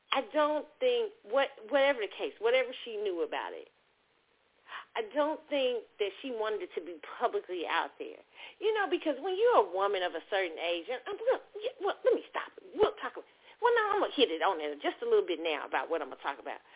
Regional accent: Kansas City, Missouri, United States; now in Dallas, United States; My hometown football team, Kansas City Chiefs

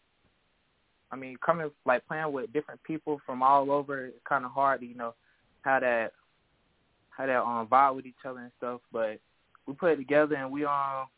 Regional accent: South Carolina, United States; I grew up in South Carolina, so I always went to all the Clemson football camps

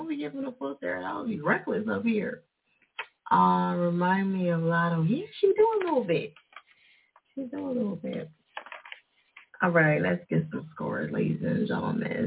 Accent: New Jersey, United States; they say I got an accent because I'm from Jersey.

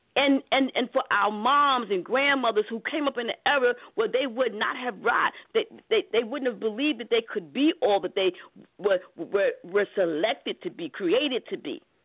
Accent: New York City, New York, United States; I grew up in Harlem, in Harlem, New York City.

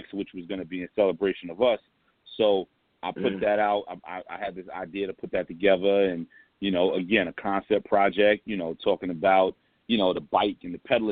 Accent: New York City, New York, United States; I'm from St. James

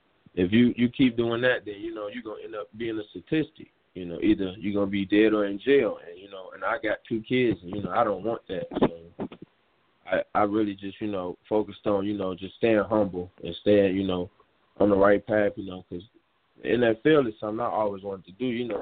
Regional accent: Chicago, Illinois, United States; It's growing up in Chicago, it's not really much opportunities. It's a rough environment, but, you know, it taught me a lot of things in life.

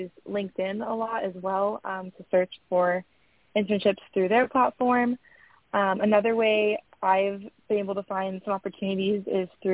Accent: San Diego, California, United States; I'm from San Diego

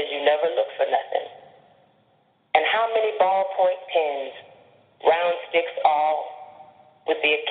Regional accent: Jacksonville, Florida, United States; I'm a poet from Jacksonville, Florida.

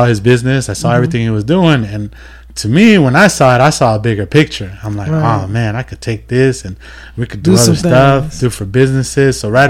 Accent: Moreno Valley, California, United States; I'm originally from Moreno Valley.

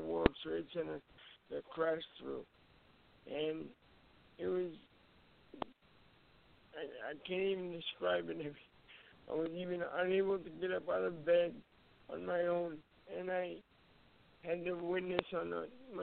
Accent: Manchester, New Hampshire, United States; also born or lived in Merrimack, New Hampshire; I grew up in Manchester.

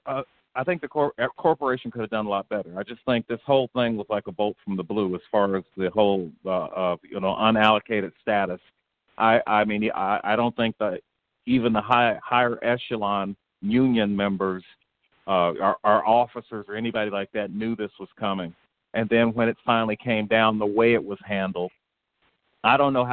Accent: Texas, United States; I mean, I came from Texas.

